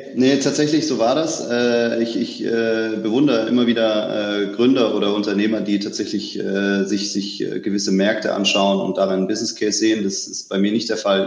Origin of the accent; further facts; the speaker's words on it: Stuttgart, Baden-Württemberg, Germany; ich bin geborener Stuttgarter, ähm, bin also irgendwo äh, zwischen, zwischen Porsche und Mercedes äh, aufgewachsen